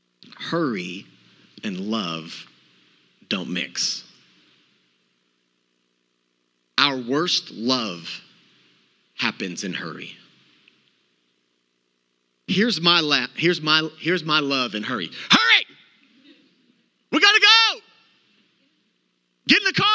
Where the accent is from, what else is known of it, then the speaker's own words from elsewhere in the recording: Texas, United States; I'm from Texas.